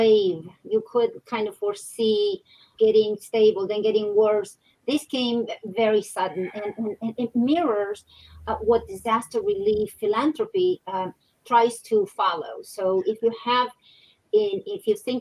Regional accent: Argentina; I come from Argentina

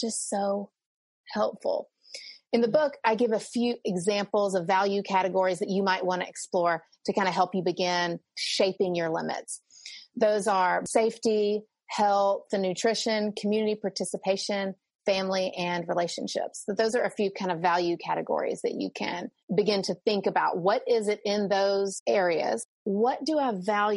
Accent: the South, United States; I'm Southerner, so we say ma'am and sir

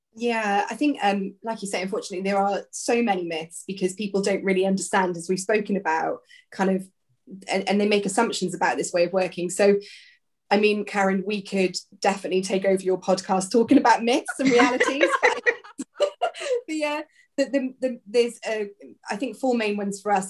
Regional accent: South Wales, United Kingdom; now in Kent, United Kingdom; originally I'm from South Wales

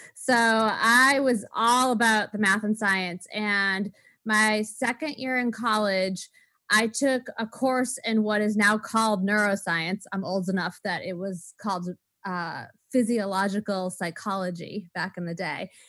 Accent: Waltham, Massachusetts, United States; I was born in Waltham, Massachusetts

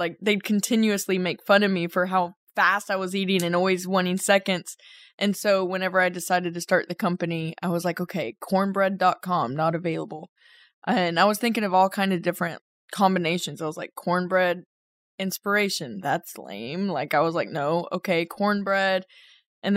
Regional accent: The Colony, Texas, United States; In the colony, Texas. So just a suburb right outside of Dallas

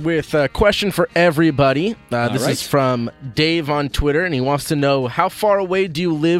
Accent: Los Angeles, California, United States; I was born in West L.A.

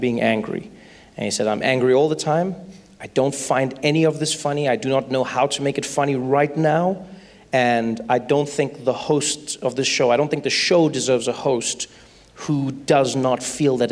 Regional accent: South Africa; I grew up in South Africa

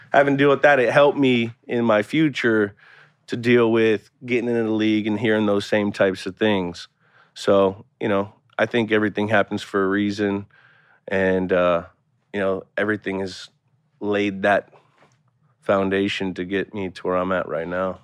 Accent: Bay Area, California, United States; moved away; also born or lived in Boston; I grew up in the Bay Area, so I was very accustomed to a pro sport team city area

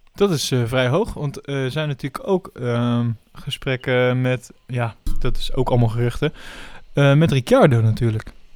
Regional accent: Netherlands; als Nederlander zijnde

